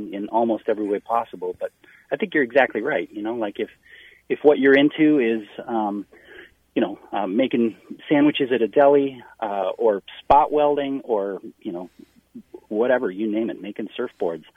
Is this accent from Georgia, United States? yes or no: no; Wisconsin, United States; now in Minnesota, United States; I'm from Wisconsin.